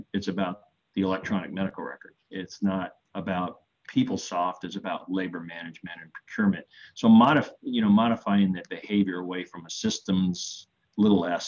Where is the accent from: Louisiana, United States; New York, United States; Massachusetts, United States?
Louisiana, United States; New Orleans; born or raised there